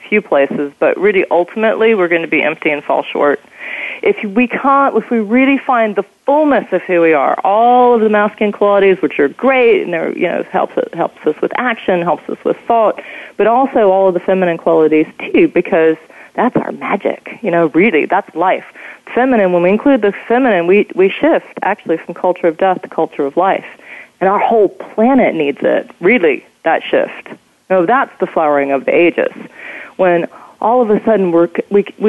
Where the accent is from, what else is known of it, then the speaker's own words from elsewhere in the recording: Virginia, United States; moved away; also born or lived in London; I'm from Virginia. We were given a land grant supposedly in 1668